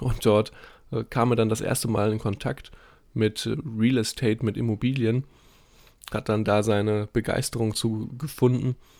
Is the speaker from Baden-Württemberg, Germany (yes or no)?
no; Dortmund, North Rhine-Westphalia, Germany; moved away; bei uns in Dortmund in der Heimat